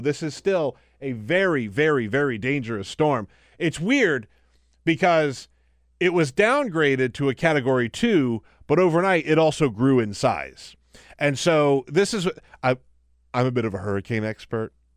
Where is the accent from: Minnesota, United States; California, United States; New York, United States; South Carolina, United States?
South Carolina, United States; Charleston; my hometown of Charleston